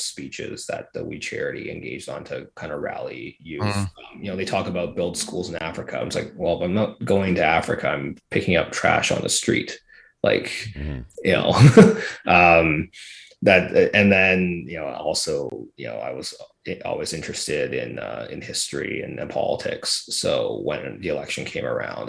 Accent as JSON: {"language": "English", "area": "Fraser Valley", "region": "British Columbia", "country": "Canada", "tie": "born or raised there", "said": "I grew up in the Fraser Valley of British Columbia, which is a very solid conservative country."}